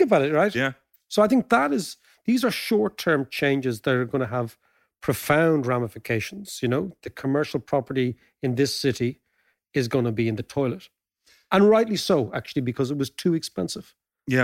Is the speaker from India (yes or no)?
no; Ireland; being Irish